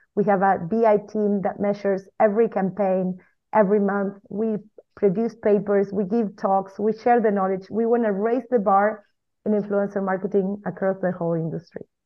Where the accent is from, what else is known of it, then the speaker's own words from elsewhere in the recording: Argentina; now in Spain; we live in Spain with my husband, which is also the co-founder of my agency. Uh, we are originally from Argentina.